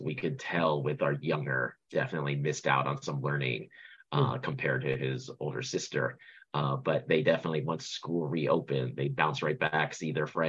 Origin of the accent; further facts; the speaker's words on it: San Francisco Bay Area, California, United States; English is a second language; moved away as an adult; also born or lived in Singapore; now in New York, United States; I am an immigrant. My brother and I were born in Singapore, and we immigrated to California with our families at a very young age. And I grew up in the San Francisco Bay Area.